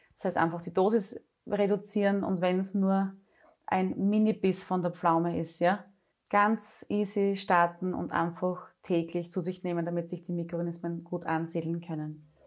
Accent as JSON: {"language": "German", "region": "Styria", "country": "Austria", "said": "bei uns in der Steiermark, bei der MedUni Graz"}